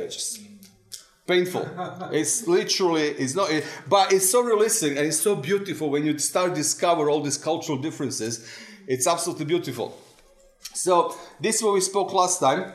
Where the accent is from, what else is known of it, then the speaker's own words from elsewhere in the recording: Serbia; moved away; also born or lived in England; One is the Serbian hat when I'm in Serbian culture